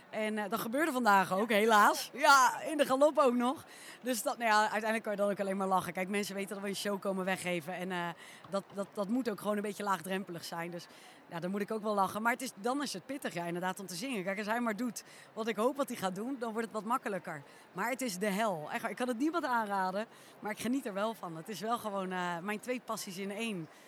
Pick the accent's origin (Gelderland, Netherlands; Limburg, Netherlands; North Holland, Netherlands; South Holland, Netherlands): South Holland, Netherlands; The Hague; Je had vroeger, ik kom uit Den Haag natuurlijk, had je de Haagse Paardendagen.